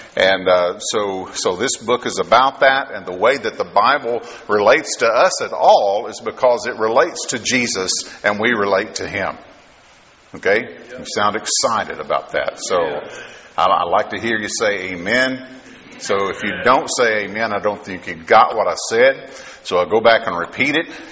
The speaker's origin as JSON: {"language": "English", "region": "Kentucky", "country": "United States", "moved": "yes", "lives_now": "Texas, United States", "said": "I am from from Texas now, but originally from Kentucky, and so I've been from Kentucky a lot longer than I've been from Texas"}